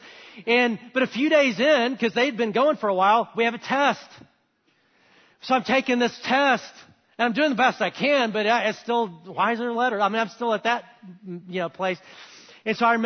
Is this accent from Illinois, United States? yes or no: no; Huntsville, Alabama, United States; I grew up in Alabama, great place to grow up